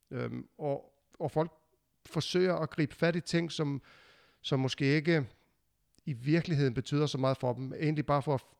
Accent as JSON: {"language": "Danish", "country": "Iceland", "moved": "yes", "lives_now": "Denmark", "said": "jeg flyttede jo fra Island til Danmark, og der havde jeg lige pludselig ikke min stamme mere. Alle mine venner var jo i Island, øh, mine forældre var i Island, og, og vi kom hertil"}